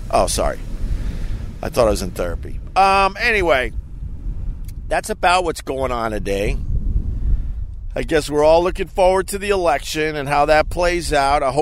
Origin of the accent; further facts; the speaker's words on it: New York, United States; No, I'm just from Long Island